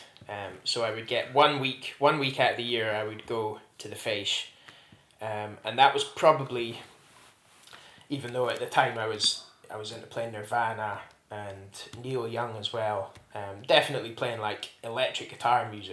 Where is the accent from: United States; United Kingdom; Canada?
United Kingdom; Strathcanaird, near Ullapool, Scotland; Where I grew up in Strathcanyard, just north of Ullapool, was in a little crofting hamlet